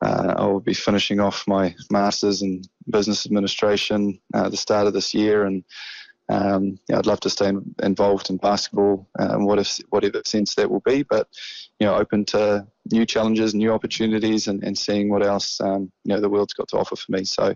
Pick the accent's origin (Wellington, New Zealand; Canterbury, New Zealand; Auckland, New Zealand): Auckland, New Zealand; I've loved representing my hometown